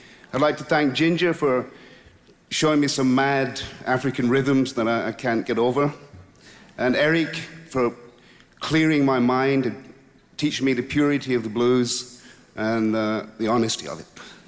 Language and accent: English; Glasgow, Scotland, United Kingdom; I come from Glasgow in Scotland